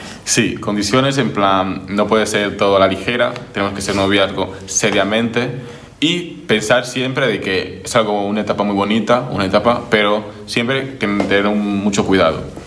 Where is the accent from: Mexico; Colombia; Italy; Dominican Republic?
Dominican Republic; also born or lived in Barcelona, Spain; now in Spain; soy de República Dominicana y bueno, estoy en España desde hace 11 años